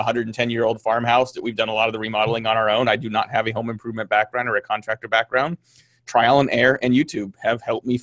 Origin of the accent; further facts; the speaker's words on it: California, United States; I grew up in California